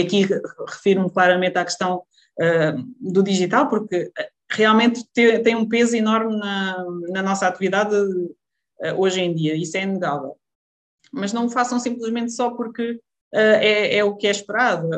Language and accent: Portuguese; Lousã, Centro, Portugal; moved away as an adult; voltar aqui para a Zona Centro, vim, voltei para a Lausanne, que, que é a minha terra natal